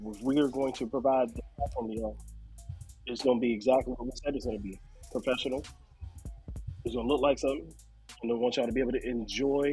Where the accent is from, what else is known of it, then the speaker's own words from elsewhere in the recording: Virginia, United States; I'm originally from Virginia